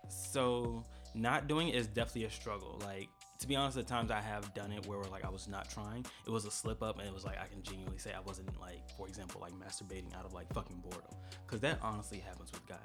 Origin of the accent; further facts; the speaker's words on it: St. Petersburg, Florida, United States; now in Atlanta, United States; born and raised in St. Petersburg, Florida